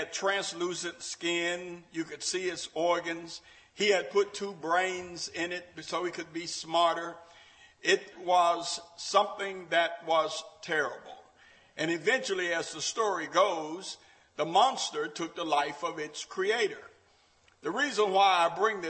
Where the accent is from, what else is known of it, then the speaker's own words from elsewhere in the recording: Memphis, Tennessee, United States; When I grew up in Memphis